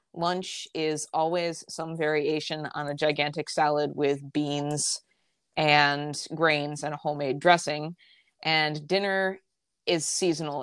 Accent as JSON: {"language": "English", "area": "just outside of Albany", "region": "upstate New York", "country": "United States", "said": "I am from upstate New York, uh, just outside of Albany, and I still live there"}